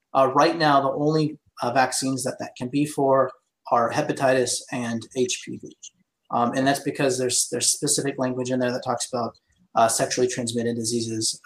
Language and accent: English; Placer County, California, United States; I'm from Placer County.